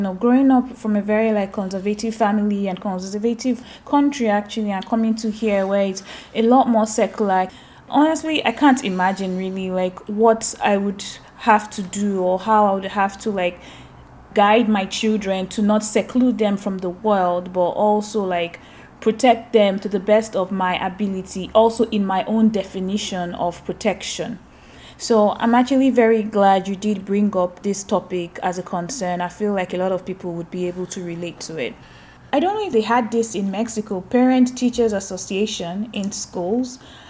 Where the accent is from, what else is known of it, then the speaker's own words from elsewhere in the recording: Nigeria; now in Canada; growing up in Nigeria and going to schools in Nigeria